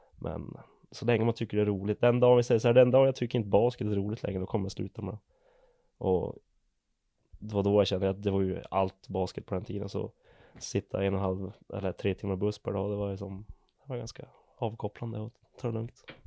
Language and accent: Swedish; Sockenträsk, Norrbotten County, Sweden; also born or lived in Gävle; Jag är född i Gävle. Och jag flyttade till Sockenträsk när jag var två, två och ett halvt.